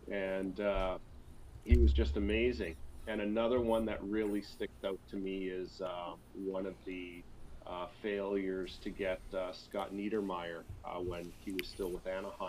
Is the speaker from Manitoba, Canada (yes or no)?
yes; Manitoba, Canada; moved away as an adult; now in Ontario, Canada; I grew up in Manitoba, so I consider myself a West Coast, or not a West Coast, because I was nowhere near a coast. I was very landlocked. But I consider myself a Western boy.